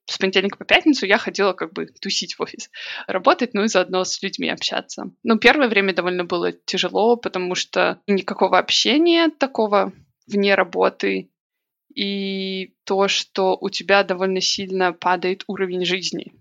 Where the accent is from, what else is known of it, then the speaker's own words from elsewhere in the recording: Minsk, Belarus; moved away as an adult; now in Manchester, United Kingdom; я родилась, выросла, училась в Минске